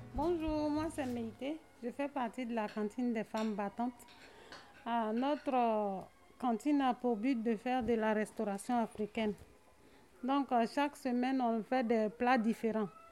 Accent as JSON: {"language": "French", "country": "Côte d’Ivoire", "moved": "as an adult", "lives_now": "France", "said": "je viens de la Côte d'Ivoire"}